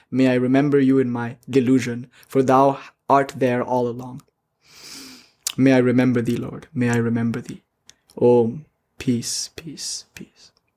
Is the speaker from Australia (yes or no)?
no; India; I'm Indian, so that's in me